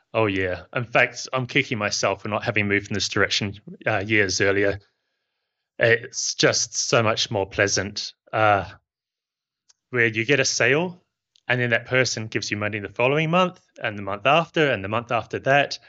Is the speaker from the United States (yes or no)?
no; New Zealand; now in Barcelona, Spain; You can probably tell from my accent that I'm not from Spain. I'm from New Zealand.